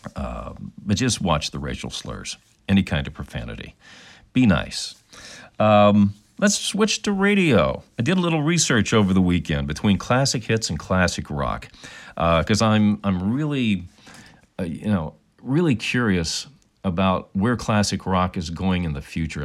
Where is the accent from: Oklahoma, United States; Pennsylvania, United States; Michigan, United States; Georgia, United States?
Pennsylvania, United States; Pittsburgh; now in California, United States; I'm from Pittsburgh originally in that area